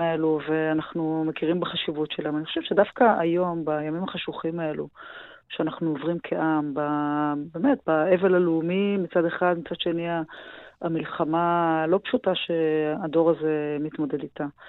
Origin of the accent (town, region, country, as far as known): Israel